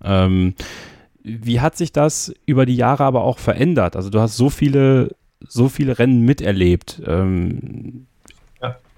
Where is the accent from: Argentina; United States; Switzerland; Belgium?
Belgium; High Fens, Wallonia; ich komme gebürtig aus, äh, aus Belgien, aus dem Hohen Fenn